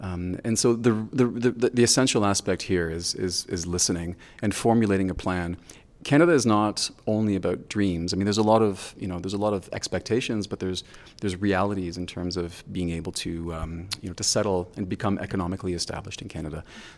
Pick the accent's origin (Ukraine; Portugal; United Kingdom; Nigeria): Nigeria; Lagos; So I was really fortunate in that I grew up in West Africa. I spent so much time in Nigeria. 8 years of my life I spent with my father in Lagos, Nigeria.